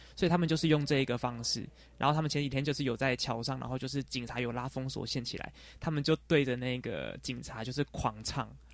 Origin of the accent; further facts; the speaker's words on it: Taiwan; 我说我是从台湾来的